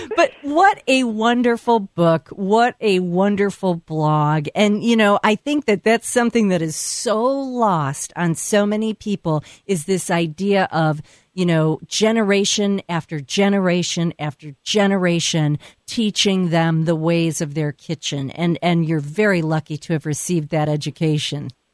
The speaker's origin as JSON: {"language": "English", "region": "Texas", "country": "United States", "tie": "born or raised there", "said": "growing up in Texas"}